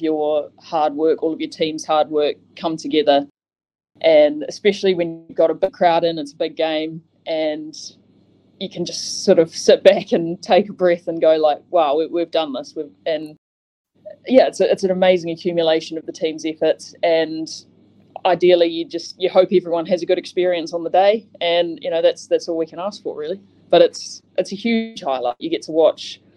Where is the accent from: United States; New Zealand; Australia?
New Zealand; moved away as an adult; also born or lived in Christchurch, New Zealand; now in Bristol, United Kingdom; I'm from the middle of nowhere. So I'm further south than Christchurch